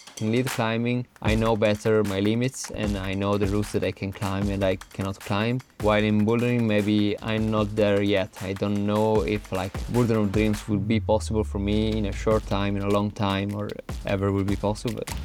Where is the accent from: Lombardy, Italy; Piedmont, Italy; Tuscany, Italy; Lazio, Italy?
Piedmont, Italy; Turin; English is a second language; moved away as an adult; also born or lived in Innsbruck, Austria; now in Arco, Italy; I'm originally from Turin, Torino, which is in the northwest of Italy